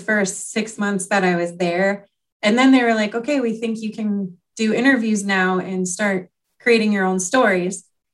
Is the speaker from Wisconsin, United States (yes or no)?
yes; Wisconsin, United States; also born or lived in New York; now in Illinois, United States; we ended up moving to Wisconsin when I was like 3 years old